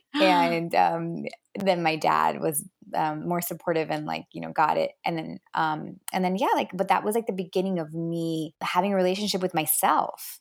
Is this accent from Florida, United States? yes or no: yes; Miami, Florida, United States; also born or lived in New Jersey / Los Angeles; we moved to Miami when I was about seven.